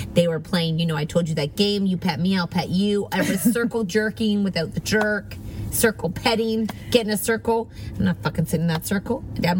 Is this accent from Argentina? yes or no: no; Montreal, Quebec, Canada; I am 21. I am from Quebec, Montreal.